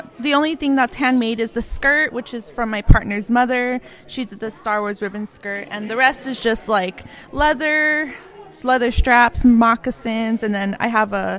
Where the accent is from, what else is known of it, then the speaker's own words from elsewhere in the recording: Cuba, New Mexico, United States; I'm from Cuba, New Mexico.